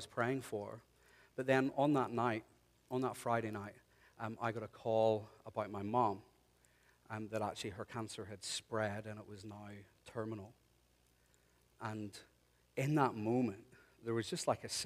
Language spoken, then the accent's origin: English; Ireland; moved away; I'm Irish